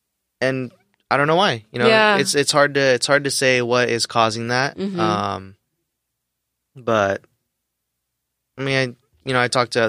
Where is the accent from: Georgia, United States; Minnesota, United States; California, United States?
California, United States; Novato; also born or lived in Los Angeles; Yeah, born in L.A., but moved to Marin County, like nice. Novato.